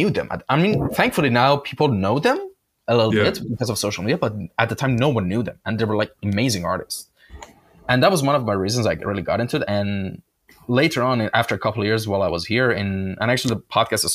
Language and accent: English; Shiraz, Fars, Iran; moved away; I'm originally from Iran. My hometown was Shiraz.